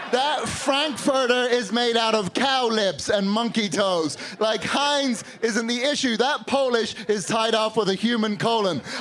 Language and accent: English; Northern Ireland, United Kingdom; also born or lived in London; now in Chicago, United States; I've lived here in Chicago for about 13 years, but I grew up in Northern Ireland and London, so now I have this stupid friggin' accent.